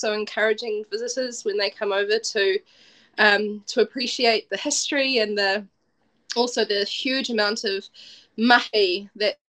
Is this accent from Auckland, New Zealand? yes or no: no; Wellington, New Zealand; also born or lived in Dunedin; I'm from Wellington, we have a harbour here